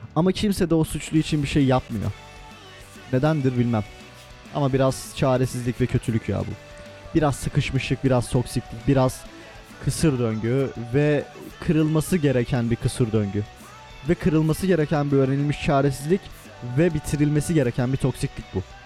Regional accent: Turkey; Almanya'da ben Türk'üm

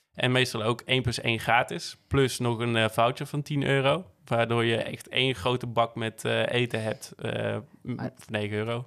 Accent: Netherlands; also born or lived in Barcelona; als Nederlander

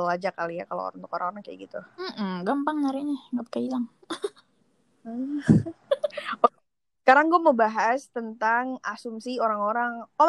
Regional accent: West Java, Indonesia; Sunda nih, gue Sunda.

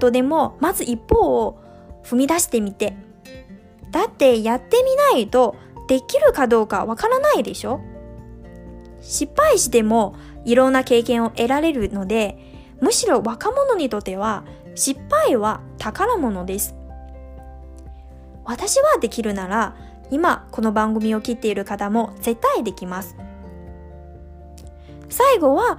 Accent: Liaoning, China; moved away as an adult; now in Japan; 我是来自中国的留学生。二零一八年九月呢，第一次来到日本，现在呢，已经整整经过了两个年头。那么我的家乡呢是在中国北部的辽宁省

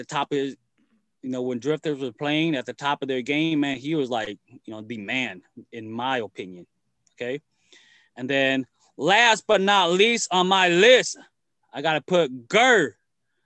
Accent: Chicago, Illinois, United States; I mainly grew up in Chicago.

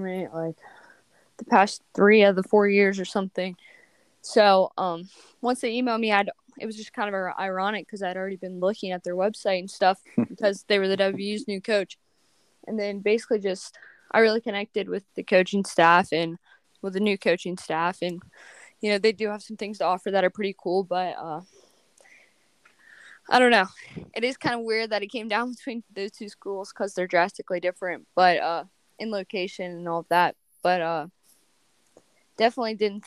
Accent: West Virginia, United States; in my home state

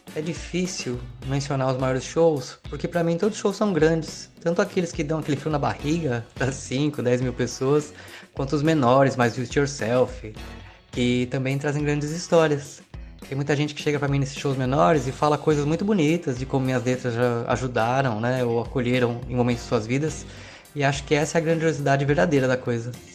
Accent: Cananéia, São Paulo, Brazil; sou de Cananéia, São Paulo

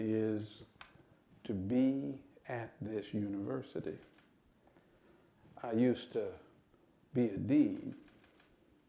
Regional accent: Lansing, Michigan, United States; I grew up in Lansing, Michigan

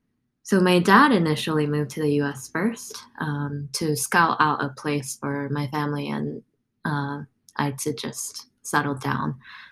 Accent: South Korea; born there; But to tell you a little bit about my story, I was born in South Korea.

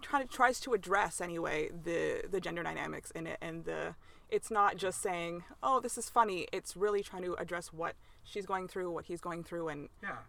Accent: Canada; oh, I'm Canadian

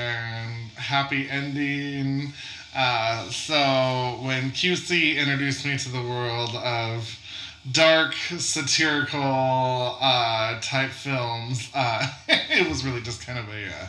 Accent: Spokane, Washington, United States; I am 29. I live in Spokane, Washington, born and raised.

